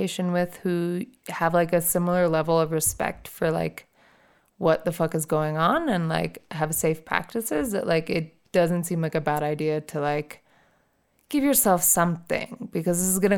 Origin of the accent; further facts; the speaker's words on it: Ohio, United States; where I grew up in Ohio